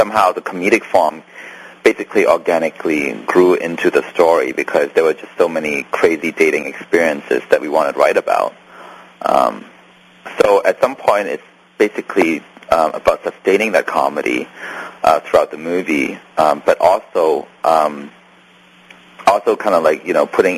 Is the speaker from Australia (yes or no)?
no; Canada; because I'm also Canadian, so, you know, we have...